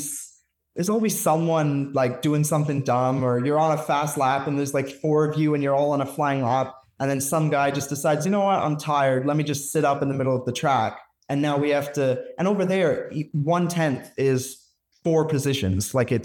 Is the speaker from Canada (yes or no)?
yes; Canada; also born or lived in Alberta; I'm Canadian